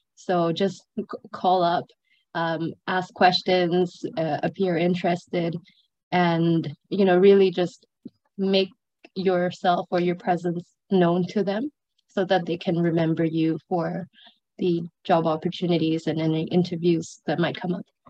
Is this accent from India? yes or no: no; Brunei; moved away as an adult; also born or lived in Sri Lanka / Edinburgh, United Kingdom; now in Hong Kong; I grew up in Brunei for most of my life. I'm originally from Sri Lanka.